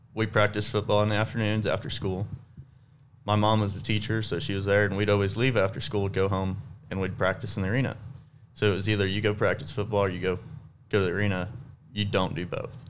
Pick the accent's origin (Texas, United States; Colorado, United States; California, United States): Texas, United States; South; I'm from South Texas